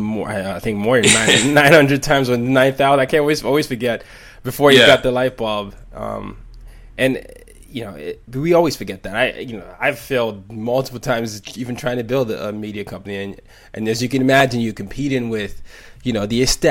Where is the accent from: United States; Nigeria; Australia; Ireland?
Nigeria; English is a second language; I grew up in 5 countries, you know, I'm from Nigeria